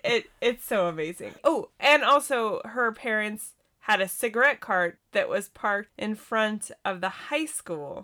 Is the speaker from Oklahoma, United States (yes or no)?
no; Montana, United States; also born or lived in California; I grew up in California for a couple years before I, we, we moved to Montana